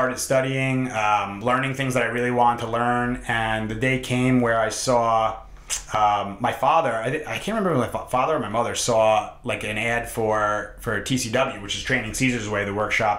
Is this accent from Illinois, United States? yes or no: no; New York, United States; also born or lived in Hoboken, New Jersey; I grew up in New York, and we're in Hoboken, New Jersey